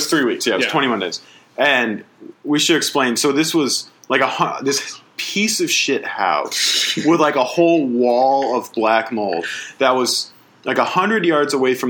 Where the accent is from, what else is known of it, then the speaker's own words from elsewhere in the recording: Springfield, Massachusetts, United States; In Springfield.